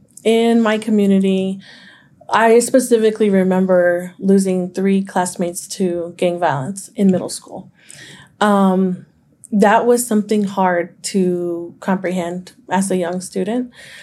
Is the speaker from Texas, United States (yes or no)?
yes; Fort Worth, Texas, United States; I grew up, born and raised in Diamond Hill, which I consider one of the best kept secrets of Fort Worth. It is in the north side, but it is not north side. It is Diamond Hill.